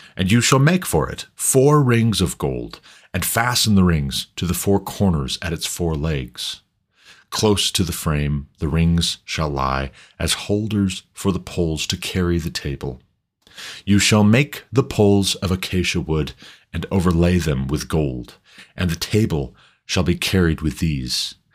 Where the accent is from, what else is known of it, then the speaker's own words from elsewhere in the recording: United States; I'm an American, but my ancestors came from somewhere